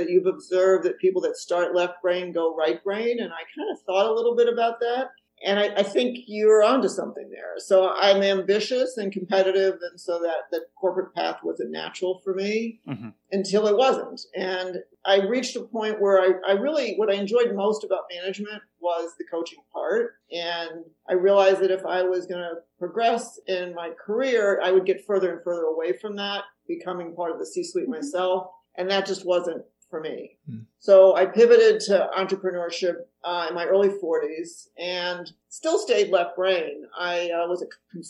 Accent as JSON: {"language": "English", "town": "Miami Beach", "region": "Florida", "country": "United States", "tie": "born or raised there", "also_born_or_lived": "Chicago, Illinois", "moved": "as an adult", "lives_now": "Evanston, United States", "said": "I grew up in Miami Beach, Florida, of all places"}